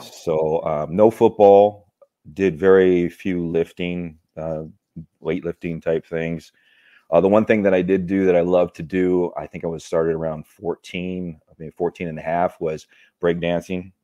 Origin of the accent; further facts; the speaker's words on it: California, United States; Born and raised in California.